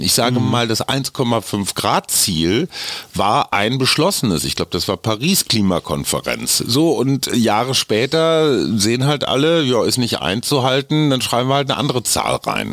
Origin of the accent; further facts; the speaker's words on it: Münster, North Rhine-Westphalia, Germany; in meiner Heimatstadt Münster